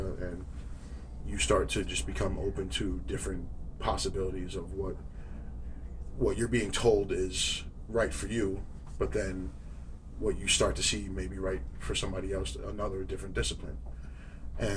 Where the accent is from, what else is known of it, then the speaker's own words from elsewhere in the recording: New York City, New York, United States; growing up in New York City, you get caught up in some, you know, streetwise trouble